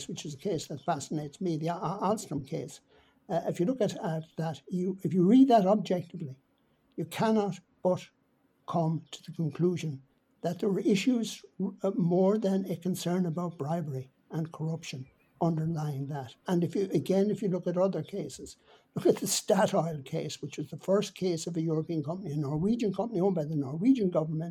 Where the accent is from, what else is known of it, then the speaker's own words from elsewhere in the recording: Ireland; as being Irish